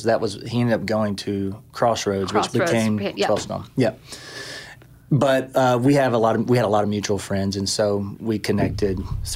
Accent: Buford, Georgia, United States; moved away as an adult; also born or lived in Raleigh, North Carolina; now in Tennessee, United States; I am originally from Buford, Georgia

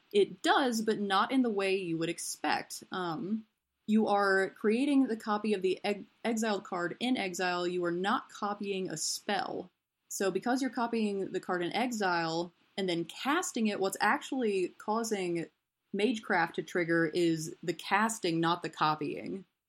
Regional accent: East Tennessee, United States; now in Tampa, United States; I grew up in East Tennessee. I currently live in Tampa, Florida

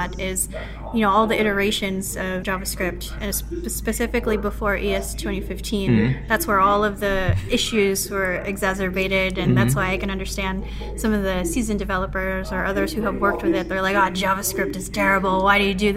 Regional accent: Philippines; I'm a Filipino software engineer

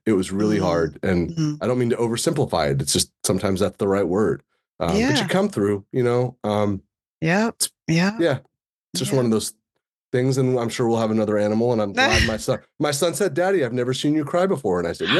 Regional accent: California, United States; I got selected to give a TEDx in the Sonoma County TEDx, which, you know, in my hometown, it's going to be really cool.

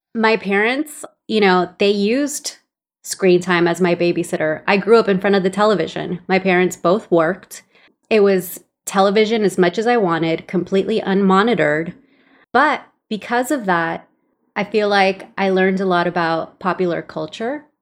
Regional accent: Los Angeles, California, United States; English is a second language; also born or lived in El Salvador; I'm from El Salvador, but grew up in Los Angeles in a very traditional Latin household

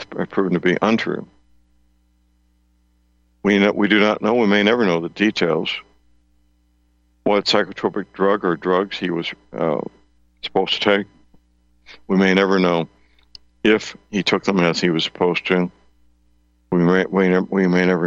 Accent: St. Louis, Missouri, United States; my hometown, St. Louis

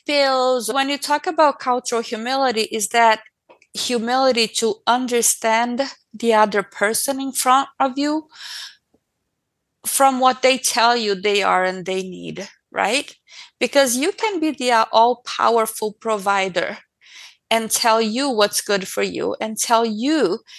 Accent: Brazil; moved away; I was born in Brazil

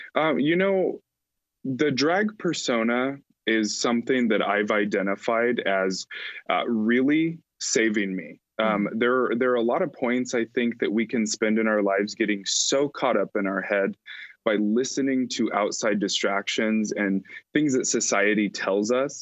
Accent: Alliance, Nebraska, United States; had organized and founded a nonprofit youth choir in my hometown of Alliance, Nebraska

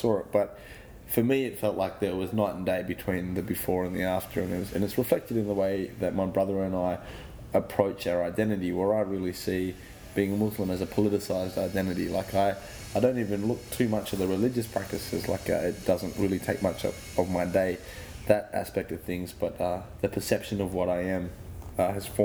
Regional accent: Perth, Western Australia, Australia; I was born in Perth in 1986.

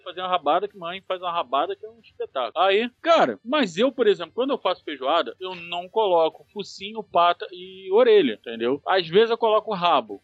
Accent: Rio de Janeiro, Brazil; eu sou carioca

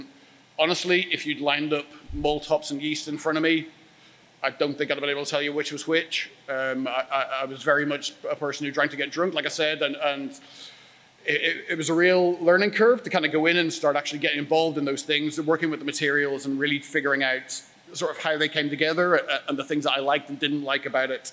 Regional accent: Dublin, Leinster, Ireland; moved away; I was born in Dublin in 1980. So obviously I'm from Ireland originally.

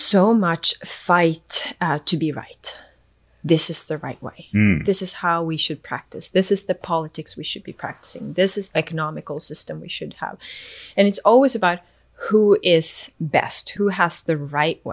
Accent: Sweden; moved away as an adult; also born or lived in Eswatini / New Zealand / Boston, United States; now in United States; I was raised in Sweden, moved to New Zealand

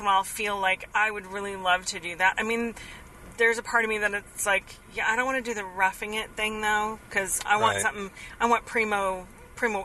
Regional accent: Kansas, United States; when I grew up in Kansas

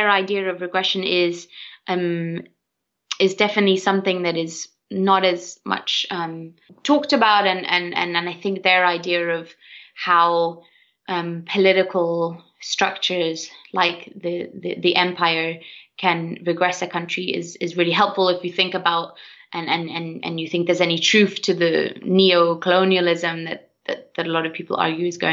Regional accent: Sweden; I'm from Sweden

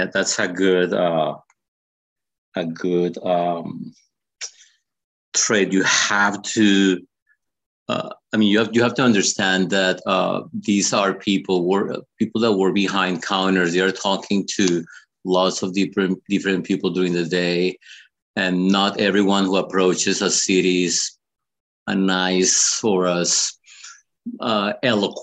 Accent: Bogota, Colombia; now in Los Angeles, United States; I grew up in Bogota, which is up in the mountains.

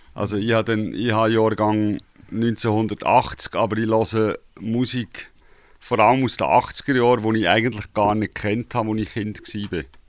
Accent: Gontenschwil, Aargau, Switzerland; now in Aarau, Switzerland; Ich bin tatsächlich im Aargau aufgewachsen, und zwar zu Gundischwil im Wienertal. Und heute wohne ich in Zarau.

